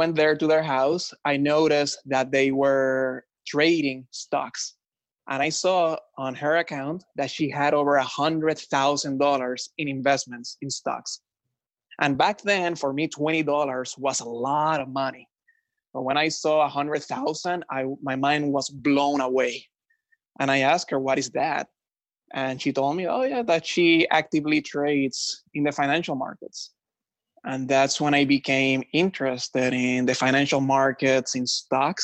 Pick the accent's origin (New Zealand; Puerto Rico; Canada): Puerto Rico; moved away as an adult; also born or lived in New York; now in Florida, United States; I was born, raised, and educated in Puerto Rico.